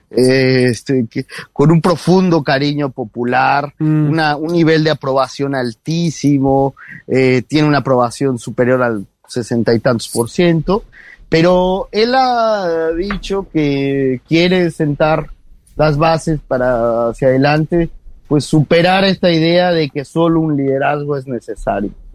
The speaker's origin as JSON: {"language": "Spanish", "country": "Mexico"}